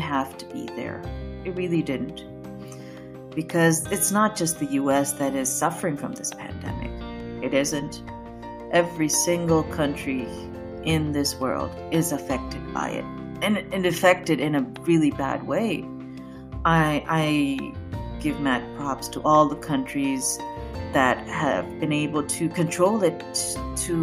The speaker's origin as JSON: {"language": "English", "country": "Pakistan", "moved": "yes", "lives_now": "United States", "said": "I'm a Pakistani, I'm Muslim"}